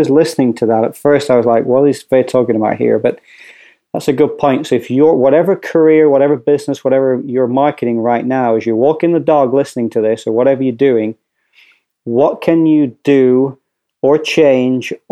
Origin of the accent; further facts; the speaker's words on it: Hoboken, New Jersey, United States; accent: pseudo Scottish Northern English; I'm actually from Hoboken, New Jersey, but I just have this pseudo Scottish Northern English accent